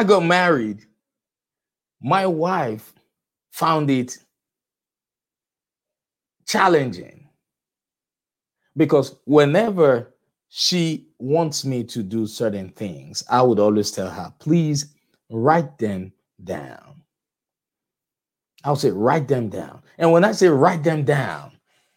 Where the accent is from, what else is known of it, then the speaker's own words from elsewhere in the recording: Nigeria; moved away; I grew up in Nigeria